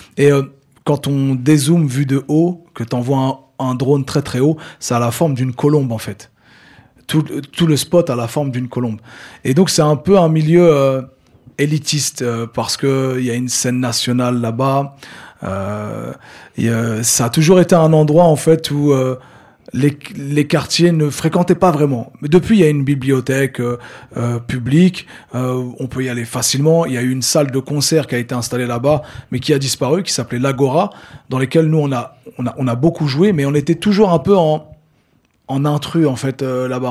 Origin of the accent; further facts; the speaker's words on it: Le Havre, Normandy, France; moved away as an adult; also born or lived in Caucriauville, Le Havre; je suis originaire du Mont-Gaillard